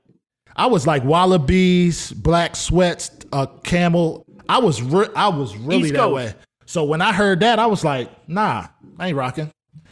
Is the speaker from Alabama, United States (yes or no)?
no; New York, United States; The biggest record in New York was what was the one shit that they had with … and all of them? I'm from New York.